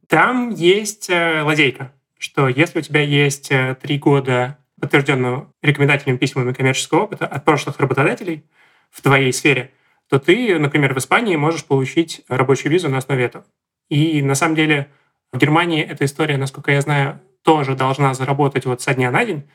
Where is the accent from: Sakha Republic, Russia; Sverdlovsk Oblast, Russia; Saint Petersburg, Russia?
Saint Petersburg, Russia; я из Санкт-Петербурга